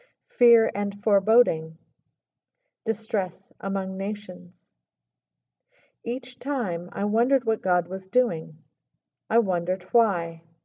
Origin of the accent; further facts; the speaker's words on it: Arkansas, United States; moved away; also born or lived in Baltimore; growing up in Arkansas.